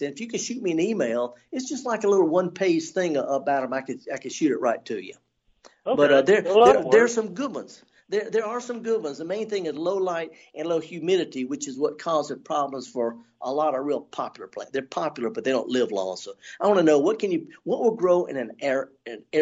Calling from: Forest, Mississippi, United States; I'm calling from Forest

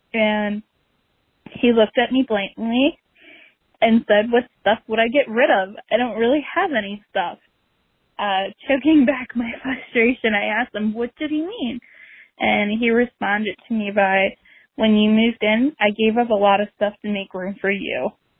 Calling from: Baltimore, Maryland, United States; from Baltimore.

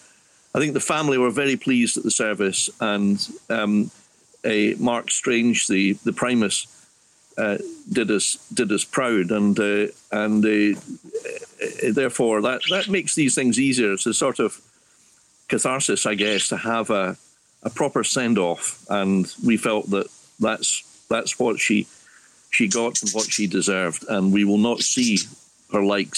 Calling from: Scotland, United Kingdom; Well, the heart of the Highlands, a place called Dromuley near Boatiff Garten, where the sun is struggling valiantly against the elements.

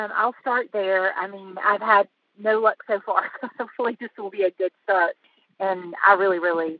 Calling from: Asheville, North Carolina, United States; Asheville, North Carolina.

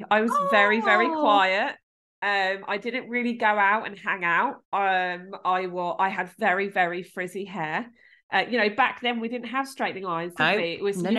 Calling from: Gosport, South East England, United Kingdom; I'm calling from Grove Road phone box.

